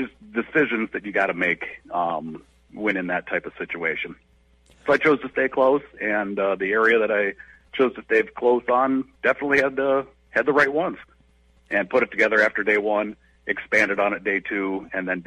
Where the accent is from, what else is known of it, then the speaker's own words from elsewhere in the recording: Florida, United States; now in Brainerd, United States; I was born in Florida back in '73